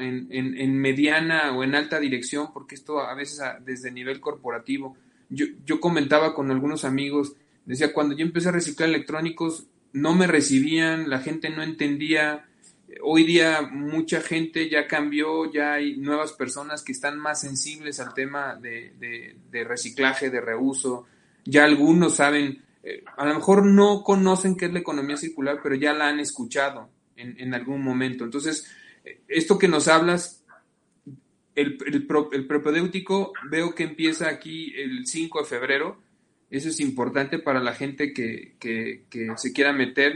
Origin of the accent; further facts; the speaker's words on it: Salamanca, Guanajuato, Mexico; yo soy de Salamanca